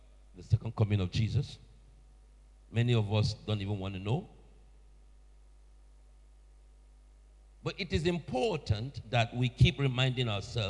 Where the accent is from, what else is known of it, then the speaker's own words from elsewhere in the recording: Nigeria; moved away as an adult; now in Sheffield, United Kingdom; I'm originally from Nigeria